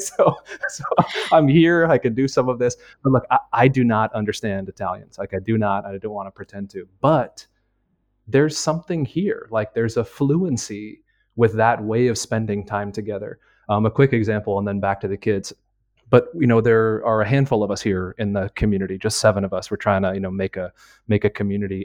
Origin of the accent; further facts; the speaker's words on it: United States; moved away as an adult; now in Milan, Italy; I'm an American.